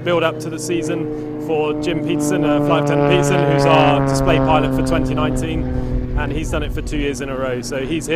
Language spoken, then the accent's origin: English; Biggin Hill, London, United Kingdom; moved away; I grew up in Biggin Hill